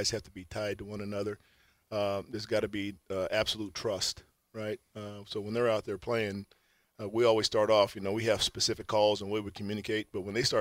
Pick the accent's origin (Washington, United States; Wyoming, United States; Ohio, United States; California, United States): California, United States; moved away as an adult; now in Houston, United States; I was born and raised in California.